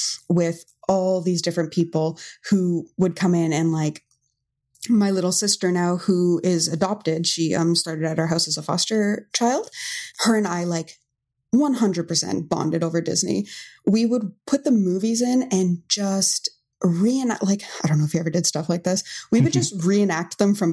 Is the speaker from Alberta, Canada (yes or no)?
no; Hamilton, Ontario, Canada; now in Mississauga, Canada; I grew up in Hamilton my whole life